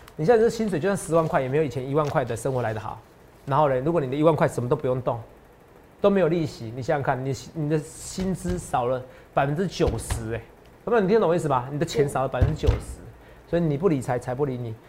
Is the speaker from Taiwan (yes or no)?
yes; Taiwan; 我们台湾